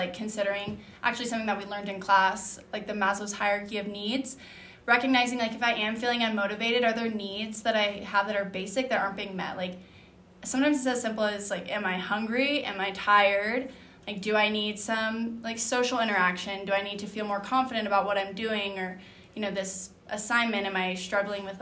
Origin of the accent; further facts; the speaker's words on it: Dallas, Texas, United States; moved away as an adult; now in Utah, United States; I am from Dallas, Texas